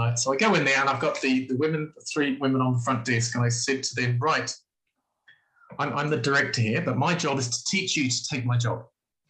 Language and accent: English; New Zealand; I'm from New Zealand. If you know anything about New Zealand, it's about rugby.